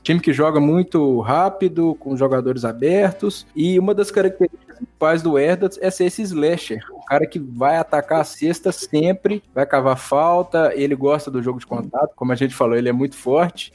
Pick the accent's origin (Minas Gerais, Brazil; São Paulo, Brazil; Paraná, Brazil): Minas Gerais, Brazil; Belo Horizonte; Eu sou de Belo Horizonte